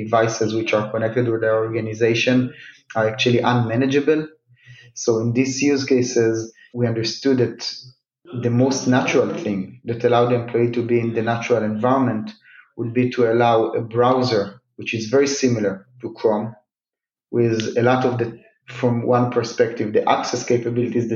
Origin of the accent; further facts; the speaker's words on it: Rishon LeZion, Central District, Israel; now in Tel Aviv, Israel; I was born in Rishon LeZion, which is about 25 kilometers south of Tel Aviv, but always worked and kind of most of my life were around Tel Aviv